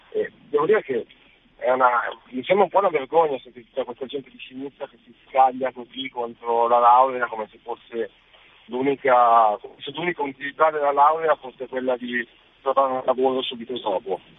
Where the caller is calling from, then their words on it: Milan, Lombardy, Italy; Siamo da Milano.